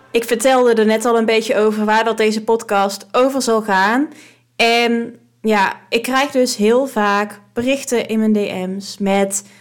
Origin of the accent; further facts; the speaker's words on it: Drunen, North Brabant, Netherlands; moved away as an adult; now in Weert, Netherlands; de vrienden die ik destijds had in Drunen. Eh, in het dorpje waar ik vandaan kom